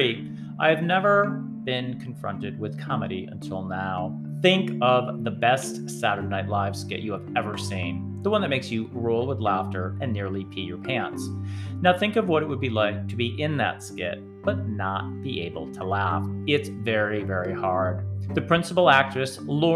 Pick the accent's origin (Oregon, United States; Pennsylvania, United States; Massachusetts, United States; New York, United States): Massachusetts, United States; Springfield; now in Georgia, United States; my hometown in Massachusetts